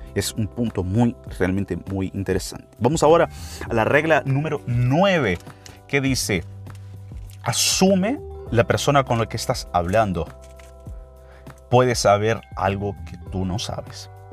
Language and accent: Spanish; Brazil; Spanish is a second language; Para nosotros brasileños